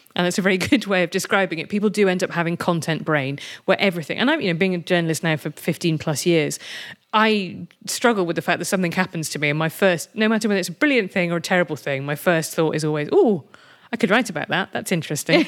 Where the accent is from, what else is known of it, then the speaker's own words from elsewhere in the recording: United Kingdom; I'm British and European rather than American